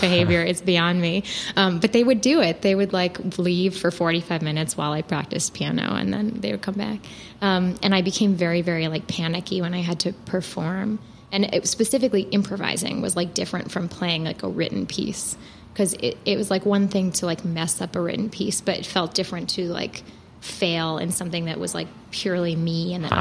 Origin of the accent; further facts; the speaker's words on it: New York, United States; moved away as an adult; I'm from New York